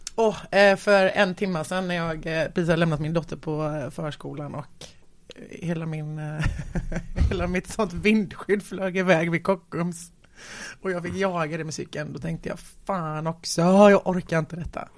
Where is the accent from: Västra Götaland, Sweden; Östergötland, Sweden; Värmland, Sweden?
Västra Götaland, Sweden; Gothenburg; där växte jag upp i någon liten, i någon liten trävilla där